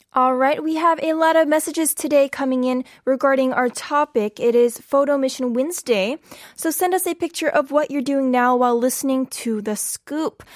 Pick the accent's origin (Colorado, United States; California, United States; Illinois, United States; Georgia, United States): California, United States; now in South Korea; I'm from California